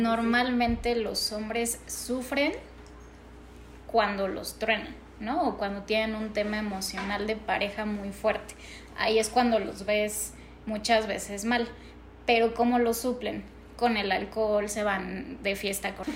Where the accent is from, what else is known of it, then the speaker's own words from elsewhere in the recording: Mexico; para nosotros como mexicanos